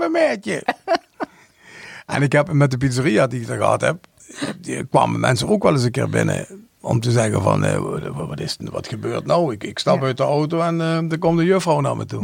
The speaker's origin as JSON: {"language": "Dutch", "town": "Hoensbroek", "region": "Limburg", "country": "Netherlands", "tie": "born or raised there", "said": "Ik ben geboren in Hoensbroek"}